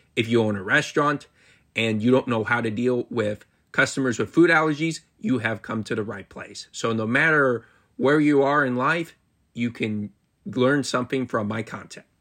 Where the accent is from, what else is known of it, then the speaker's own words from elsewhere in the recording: Marysville, Ohio, United States; Marysville, Ohio, my hometown